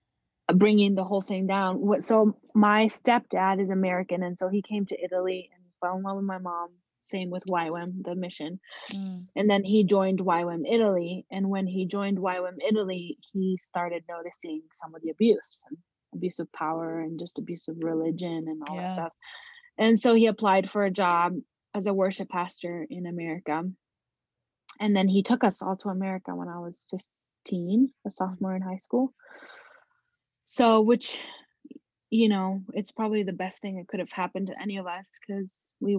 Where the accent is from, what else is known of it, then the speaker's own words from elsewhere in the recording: Kathmandu, Bagmati, Nepal; born there; So I was born in Kathmandu, Nepal.